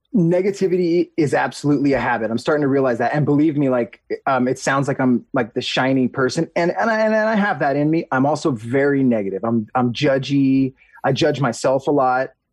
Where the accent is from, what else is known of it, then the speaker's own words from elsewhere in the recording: Huntington Beach, California, United States; I grew up in Huntington Beach, near the beach.